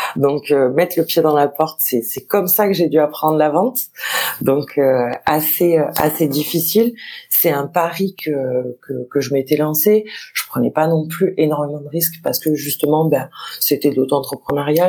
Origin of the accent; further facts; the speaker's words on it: Marseille, Provence-Alpes-Côte d'Azur, France; je suis marseillaise de pure, souche.